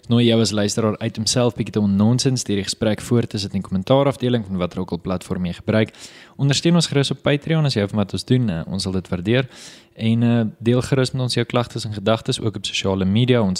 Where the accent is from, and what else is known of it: South Africa